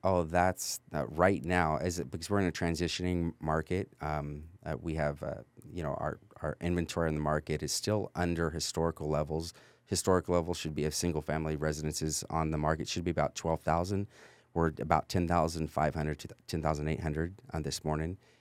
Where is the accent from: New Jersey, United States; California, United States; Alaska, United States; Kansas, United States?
California, United States; moved away as an adult; also born or lived in North Texas; now in Texas, United States; my family's from North Texas, but I was raised in California.